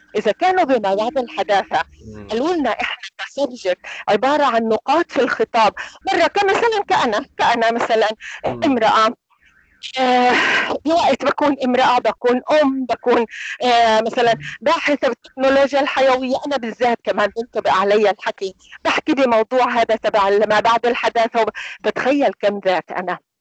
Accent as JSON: {"language": "Arabic", "country": "Palestine", "said": "إحنا عندنا هي العادة كفلسطينيين"}